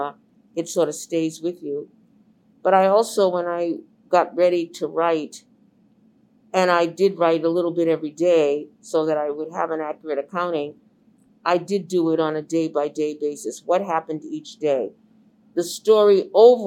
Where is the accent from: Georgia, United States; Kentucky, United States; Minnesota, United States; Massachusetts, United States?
Massachusetts, United States; Boston; I was the only Black reporter, male or female, that was born and raised in Boston, had been raised in the Boston public schools, and was still living in the community